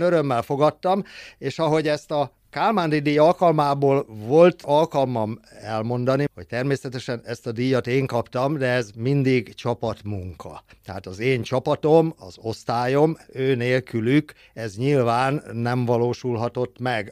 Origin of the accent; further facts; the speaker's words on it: Szolnok, Jász-Nagykun-Szolnok, Hungary; also born or lived in Zala County; Zala megyében születtem keretjén, és nyolc éves koromban költöztünk ide Szolnokra